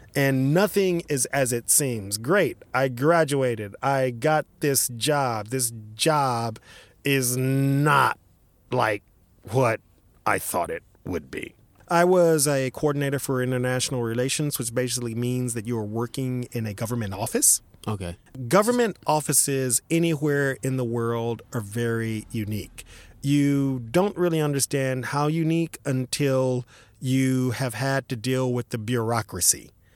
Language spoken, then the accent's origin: English; Dallas, Texas, United States; even though I was born in Dallas, my parents are basically say uh, country people from say Eastern Texas, Jefferson, Texas, etc